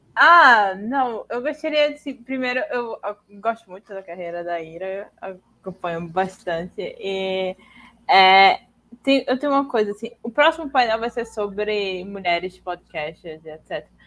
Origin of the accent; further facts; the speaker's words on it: Northeast Brazil, Brazil; Eu sou a nordestina